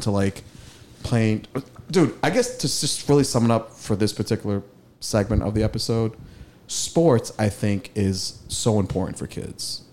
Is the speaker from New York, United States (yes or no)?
no; Malden, Massachusetts, United States; me taking train rides to Madison Park High School from Malden during the summer when I played BNBL.